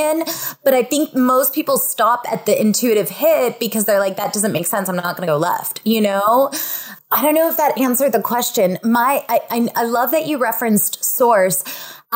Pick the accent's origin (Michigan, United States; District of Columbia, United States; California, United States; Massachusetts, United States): California, United States; Fresno; also born or lived in San Diego, California; I grew up in Fresno, California, and we're home to raisins